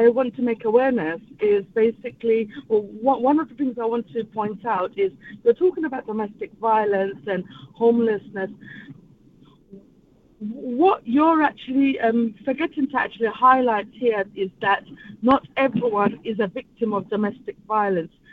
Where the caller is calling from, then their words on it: London, United Kingdom; I'm actually calling from East London.